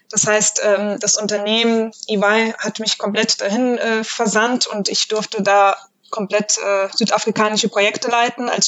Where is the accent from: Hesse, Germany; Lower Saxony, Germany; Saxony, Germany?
Hesse, Germany; Frankfurt; Ich äh, bin … und ich komme aus Frankfurt